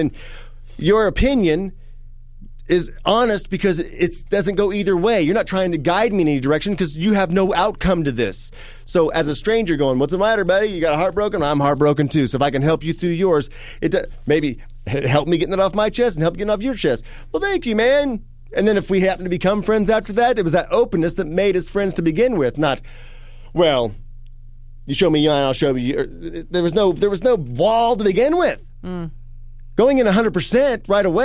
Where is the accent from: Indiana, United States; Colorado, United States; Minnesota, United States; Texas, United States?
Indiana, United States; moved away; When I grew up in Indiana